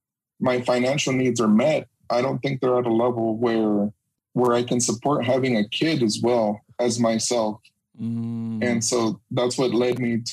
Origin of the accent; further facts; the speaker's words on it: Los Angeles, California, United States; moved away as an adult; now in Arizona, United States; Well, I grew up in Los Angeles, same as Jose.